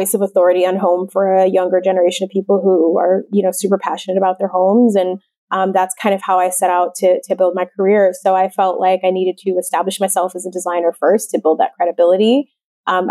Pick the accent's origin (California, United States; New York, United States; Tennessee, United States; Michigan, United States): Michigan, United States; Detroit; moved away; I grew up in suburban Detroit